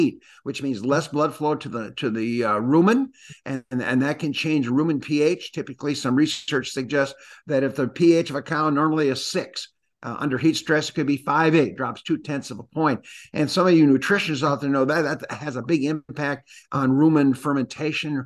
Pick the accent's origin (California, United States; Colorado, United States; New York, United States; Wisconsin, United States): Wisconsin, United States; Green Bay; moved away; also born or lived in Illinois; growing up in Wisconsin